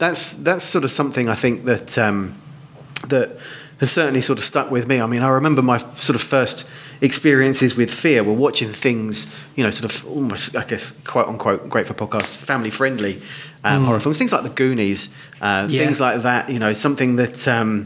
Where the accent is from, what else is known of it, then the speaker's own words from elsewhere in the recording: Hertfordshire, East of England, United Kingdom; also born or lived in Essex; now in Dunmow, United Kingdom; I was born in Essex and grew up in leafy Hertfordshire.